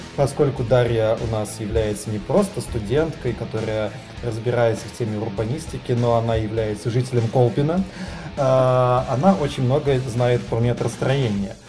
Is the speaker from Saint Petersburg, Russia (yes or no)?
yes; Saint Petersburg, Russia; коренного петербуржца